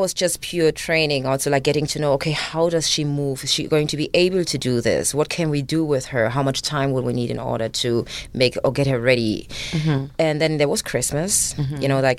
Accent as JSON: {"language": "English", "country": "Germany", "tie": "born or raised there", "second_language": "English", "said": "me being raised in Germany"}